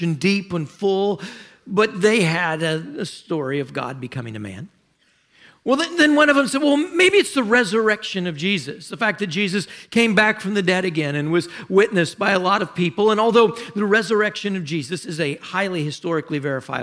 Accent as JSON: {"language": "English", "region": "South Louisiana", "country": "United States", "tie": "born or raised there", "said": "I was a native there. I lived there"}